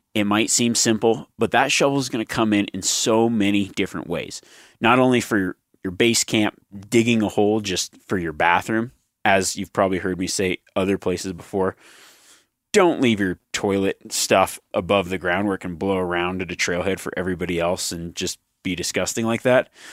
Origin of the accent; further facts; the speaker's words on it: Nevada, United States; growing up in Nevada